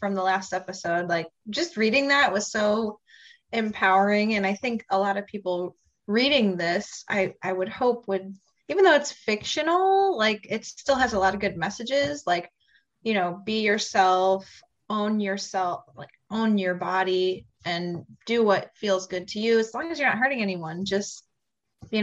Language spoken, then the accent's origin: English; Indiana, United States; I'm from Indiana